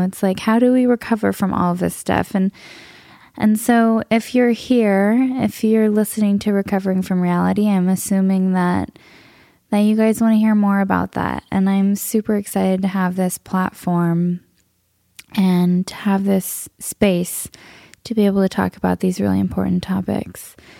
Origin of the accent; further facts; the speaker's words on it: Southern California, United States; I grew up in Southern California. I'm a SoCal native